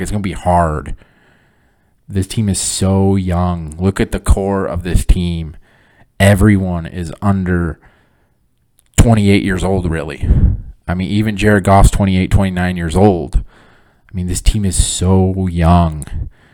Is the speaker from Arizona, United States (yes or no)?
no; Flint, Michigan, United States; moved away; I'm born and raised in Flint, Michigan